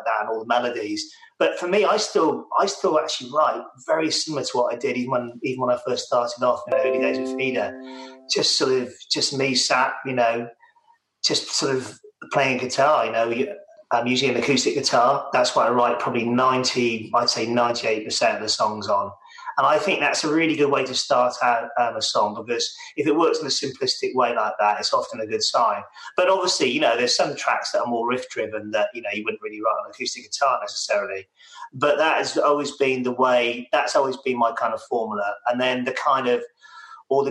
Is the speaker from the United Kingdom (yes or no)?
yes; Chepstow, Wales, United Kingdom; also born or lived in Newport, Wales; I was born in Newport, you know, just over the border. And I grew up just outside Chepstow